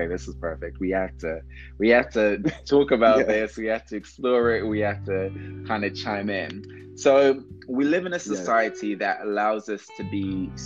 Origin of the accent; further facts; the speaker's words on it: London, United Kingdom; Growing up in London